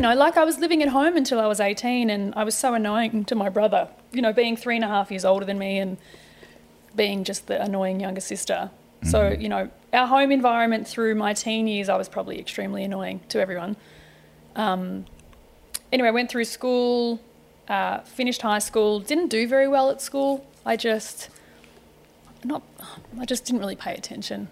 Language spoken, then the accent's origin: English; Melbourne, Victoria, Australia; moved away as an adult; also born or lived in Sydney, Australia / Greece / Turkey / London; now in United States; born in Sydney, Dad was located up there for work. Um, when I was about two, we moved back to Melbourne. Uh, grew up in Melbourne